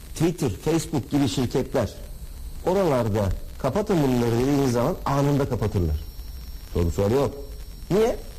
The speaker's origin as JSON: {"language": "Turkish", "region": "Samsun", "country": "Turkey", "tie": "born or raised there", "moved": "yes", "said": "Temmuz ayında inşallah memleketimde."}